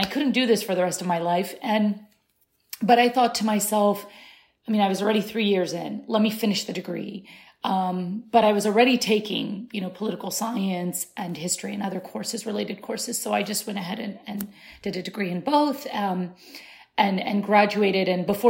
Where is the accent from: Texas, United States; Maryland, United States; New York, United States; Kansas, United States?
Kansas, United States; born or raised there; first language Arabic; English is a second language; moved away as an adult; also born or lived in Syria; now in Washington, DC, United States